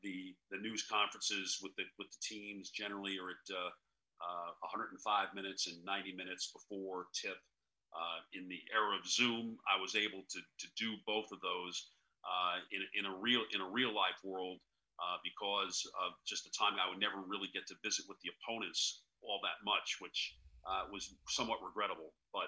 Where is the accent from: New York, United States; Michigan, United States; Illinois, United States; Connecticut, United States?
New York, United States; And obviously growing up in New York, there's more sports there than there is anywhere else in the world